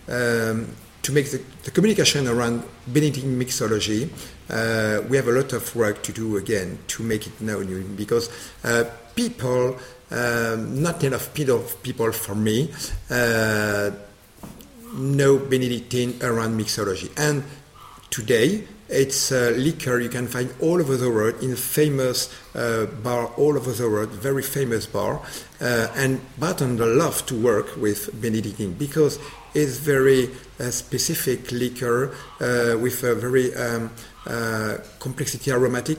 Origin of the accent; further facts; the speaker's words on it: Normandy, France; English is a second language; I'm from Normandy. Yes, I'm a local.